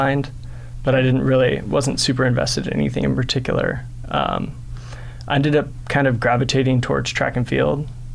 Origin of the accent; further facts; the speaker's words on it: Orange County, California, United States; moved away; So I grew up in Orange County